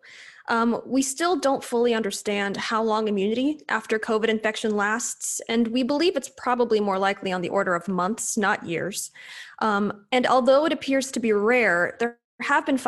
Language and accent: English; San Diego, California, United States; also born or lived in Pittsburgh / Los Angeles / Irvine; I'm originally from San Diego